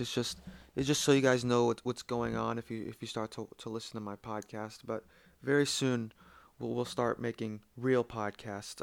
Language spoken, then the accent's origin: English; United States; I'm from the United States